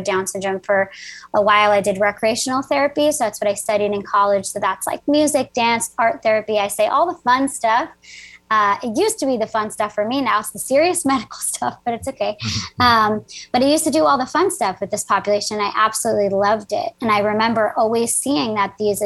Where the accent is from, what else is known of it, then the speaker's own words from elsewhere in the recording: New Jersey, United States; I am from New Jersey, so I'm a Jersey girl.